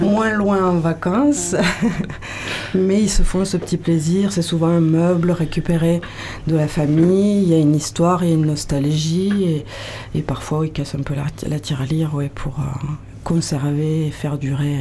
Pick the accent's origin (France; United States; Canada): France; Toulouse, Occitania; moved away as an adult; now in Landes, France; moi de Toulouse, mais bon, ça fait 25 ans que je suis là quand même